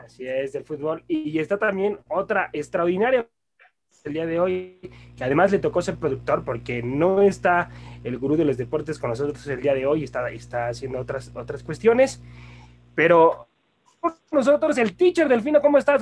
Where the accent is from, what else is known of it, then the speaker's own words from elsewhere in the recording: Mexico; Como mexicanos exigentes